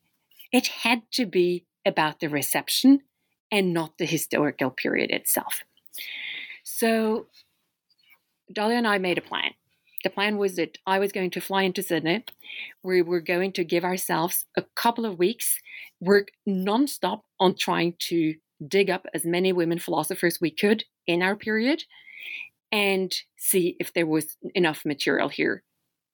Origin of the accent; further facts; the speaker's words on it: Oslo, Norway; English is a second language; now in Philadelphia, United States; I'm from Norway. That's where I grew up, in Oslo, Norway. But I live and teach philosophy today in the United States at Temple University in Philadelphia